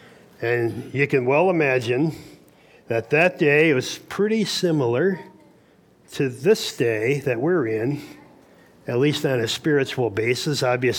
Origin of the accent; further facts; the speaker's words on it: Fremont, Michigan, United States; I'm from Fremont, Michigan.